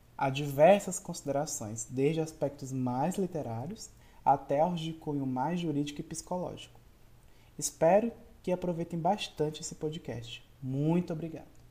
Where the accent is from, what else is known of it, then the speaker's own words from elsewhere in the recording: Brazil; somos brasileiros